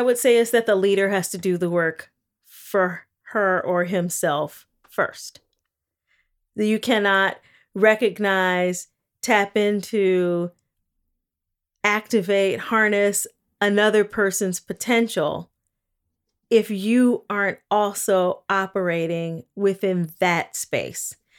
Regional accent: Gary, Indiana, United States; I grew up in Gary, Indiana. in the nineteen eighties

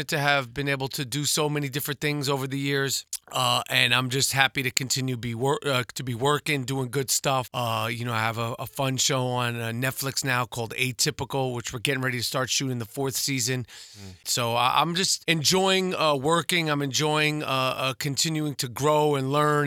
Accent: New York, United States; moved away; also born or lived in Los Angeles; growing up in New York

